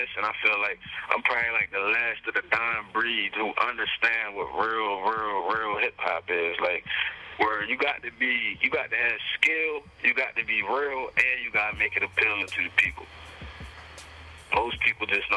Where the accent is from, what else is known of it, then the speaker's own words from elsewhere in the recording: Cambridge, Maryland, United States; I'm from Cambridge, Maryland, a small town in Maryland.